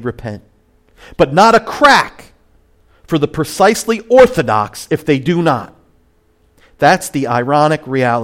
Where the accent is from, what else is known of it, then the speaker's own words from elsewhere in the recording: Point Pleasant, New Jersey, United States; now in Ventnor, United States; I'm from Point Pleasant